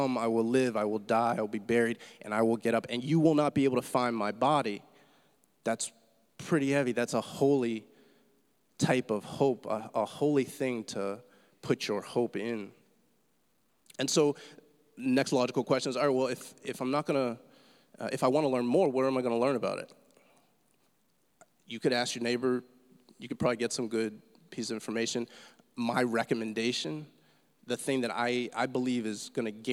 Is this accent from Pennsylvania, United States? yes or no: yes; Pittsburgh, Pennsylvania, United States; moved away; I'm from Pittsburgh originally